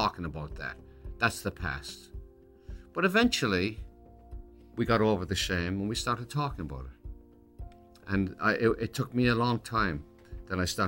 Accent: Ireland; accent: Irish; now in United States; I'd lose my Irish accent

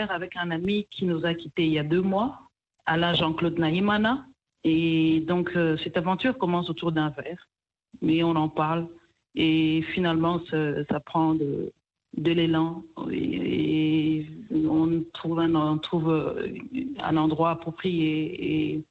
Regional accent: Kivu, DR Congo; also born or lived in Rwanda; now in Portland, United States; je suis originaire du Rwanda, mais je suis née et j'ai grandi en RDC, plus précisément dans le Kivu.

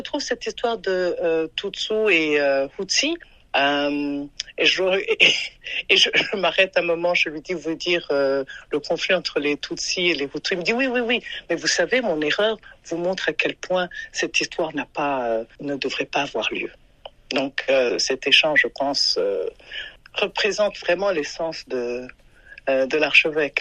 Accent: Burundi; now in Maryland, United States; je viens du Burundi.

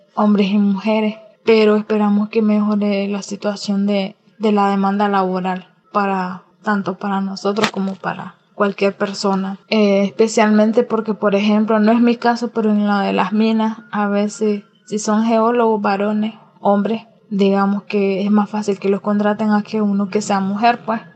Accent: Nicaragua; soy nicaragüense

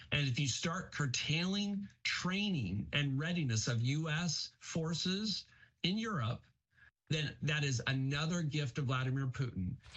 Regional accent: United States; I'm an American.

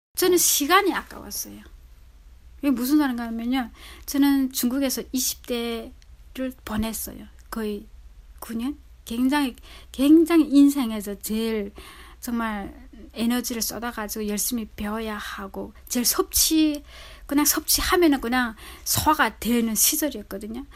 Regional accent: North Korea; also born or lived in South Korea; now in Chicago, United States

